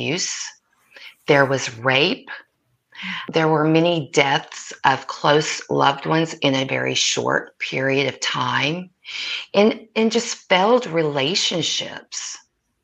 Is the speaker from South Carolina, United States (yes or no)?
no; Oklahoma, United States; now in Coachella Valley, United States; I'm originally from Oklahoma. I grew up on the Oklahoma-Texas border